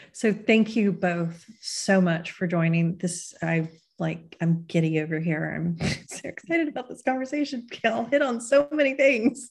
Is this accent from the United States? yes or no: yes; Texas, United States; my home state is, you know, when, when the right laws get proposed in Texas, I think Texas is going to be a major, major battleground state